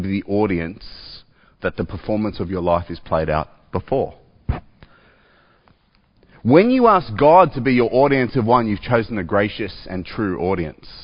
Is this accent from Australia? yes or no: yes; Australia; I'm an Australian